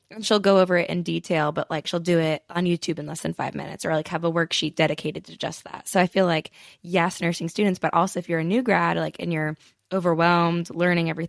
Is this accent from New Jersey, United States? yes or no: yes; New Jersey, United States; now in Pittsburgh, United States; I'm from New Jersey originally, but I'm in Pittsburgh right now.